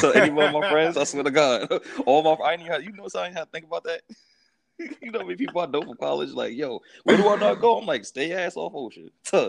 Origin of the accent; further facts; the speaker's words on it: Jersey City, New Jersey, United States; Like, Jersey City is, it's like a, it's kind of, you know, like I realized, it's the perfect combinati